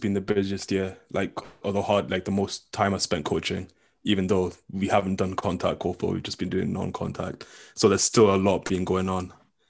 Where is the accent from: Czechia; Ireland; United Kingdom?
United Kingdom; England; I'm a Scottish student according to universities, and that's important, obviously, for me. But apart from that, I guess I'm English.